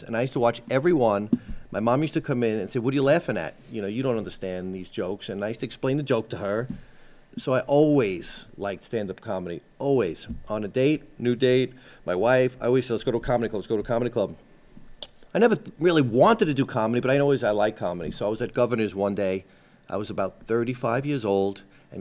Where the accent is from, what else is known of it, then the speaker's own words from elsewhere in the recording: New York City, New York, United States; moved away as an adult; also born or lived in Syosset, New York; now in Jupiter, Florida, United States; We live in Jupiter, Florida now. I lived in New York, and I grew up in Howard Beach, Queens